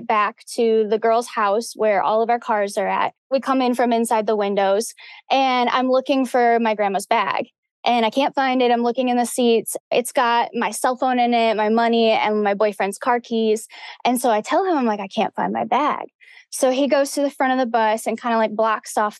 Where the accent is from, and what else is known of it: Livonia, Michigan, United States; born or raised there